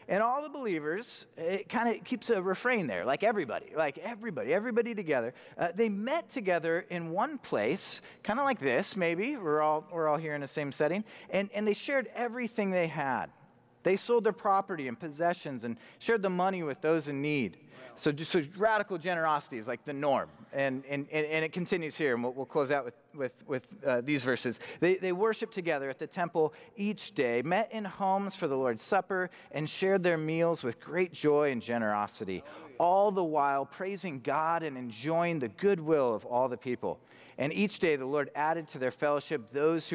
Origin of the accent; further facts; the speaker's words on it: Spokane, Washington, United States; also born or lived in Montana; I was born in Montana. I was raised in Spokane